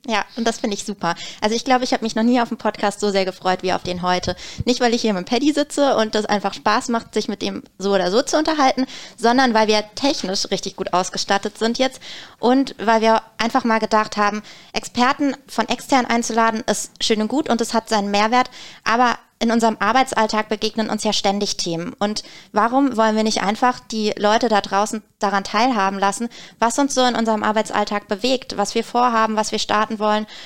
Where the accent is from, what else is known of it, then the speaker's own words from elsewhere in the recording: Black Forest, Baden-Württemberg, Germany; Gerade bei uns im Schwarzwald